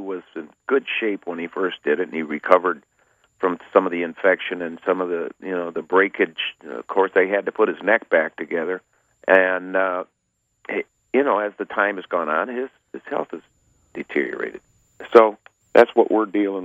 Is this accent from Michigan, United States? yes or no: yes; northern Michigan, United States; it's close right here in my hometown